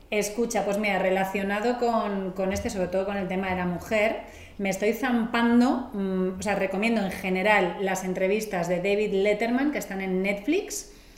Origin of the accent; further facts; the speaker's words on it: Catalonia, Spain; yo soy catalana